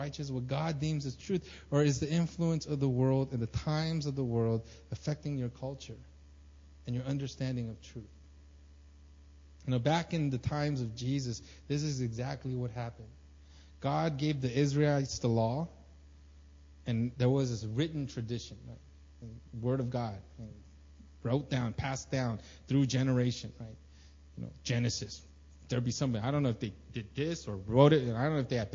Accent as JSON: {"language": "English", "country": "United States", "moved": "yes", "lives_now": "South Korea", "said": "As a Korean American living in Korean"}